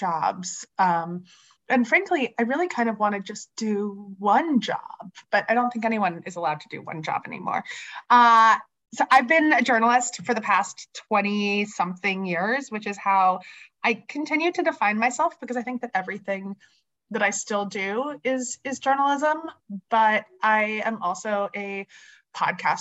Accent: Bucks County, Philadelphia suburbs, Pennsylvania, United States; I grew up in the Philly suburbs in Bucks County.

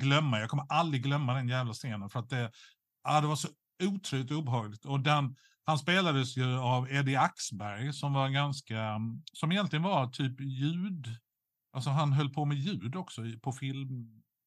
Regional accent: Skåne, Sweden; som skåning

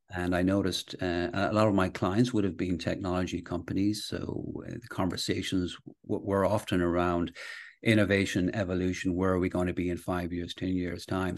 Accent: Castlebar, Connacht, Ireland; also born or lived in Manchester, England / Galway / London; I was born in, uh, Manchester, England, actually, and, uh, then my, my parents moved to the west of Ireland. So I went to school in, uh, Castlebar

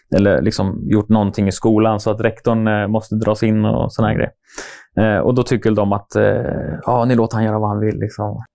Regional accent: Norrköping, Östergötland, Sweden; jag är som sagt jag är uppväxt i Norrköping. Bott där hela mitt liv

